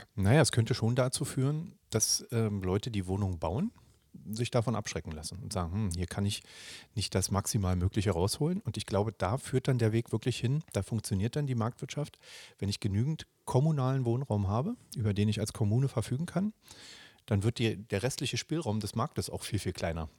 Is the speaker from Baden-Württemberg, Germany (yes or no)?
no; Berlin, Germany; ich bin ja in Berlin geboren und äh, aufgewachsen, habe äh, auch lange Zeit in Berlin gearbeitet